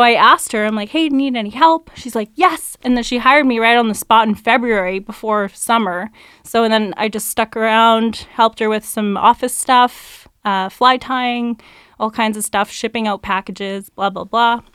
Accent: Delta, British Columbia, Canada; I grew up in North Delta

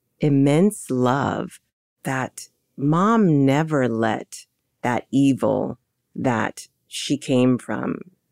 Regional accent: Hawaii, United States; also born or lived in Reno, Nevada; Mom gave birth to me in 1967 on August 7th, a week later, in Reno, Nevada. And after divorcing my father, she went on a search to find her biological family. She found them in Hawaii. We ended up there, and that's where I was raised.

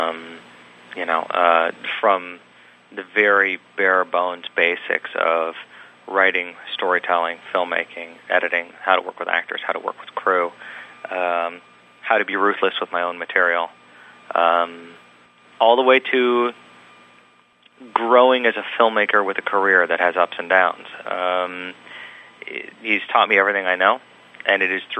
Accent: Los Angeles, California, United States; I grew up in Los Angeles

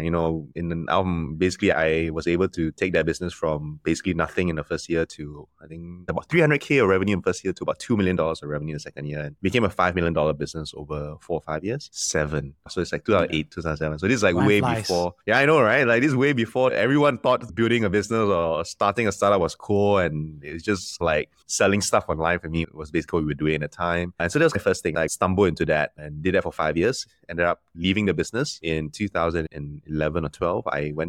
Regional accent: Malaysia; also born or lived in Singapore; So I'm originally Malaysian, but I spent most of my life, at least prior to StoreHub, outside of Malaysia.

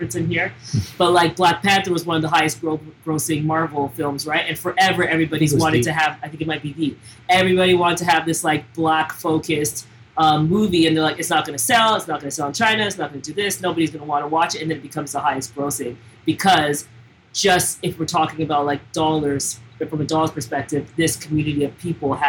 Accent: Toronto, Ontario, Canada; now in Montreal, Canada; we're Anglos from Toronto

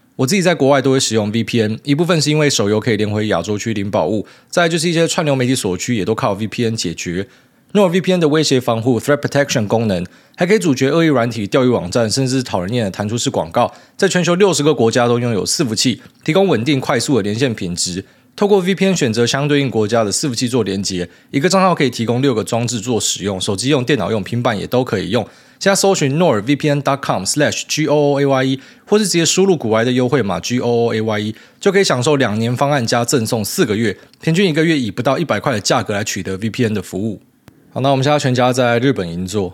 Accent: Taiwan; 我们是台湾人

